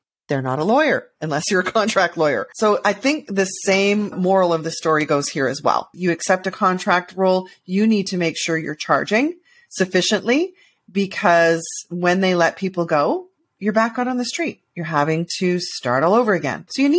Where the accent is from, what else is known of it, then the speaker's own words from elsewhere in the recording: Canada; As a Canadian, I think we all do.